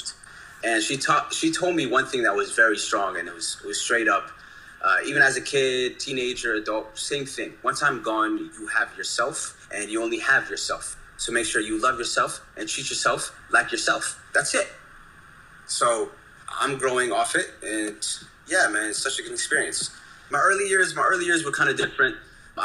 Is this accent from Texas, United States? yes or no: no; the DMV area, Northern Virginia, United States; I'm from Northern Virginia, the DMV area. I'm an Ethiopian-American that's very tech-enhanced. Raised in the DMV